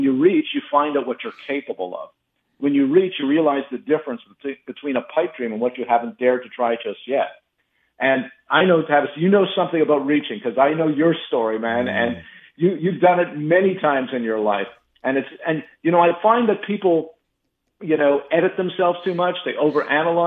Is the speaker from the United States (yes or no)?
no; Montreal, Quebec, Canada; moved away; I grew up in Montreal, Canada, with absolutely no connection to the entertainment business